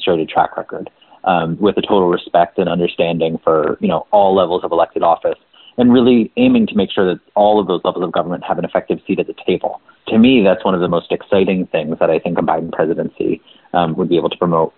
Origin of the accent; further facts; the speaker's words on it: New Jersey, United States; I got to go on to work for my hometown congressman. from New Jersey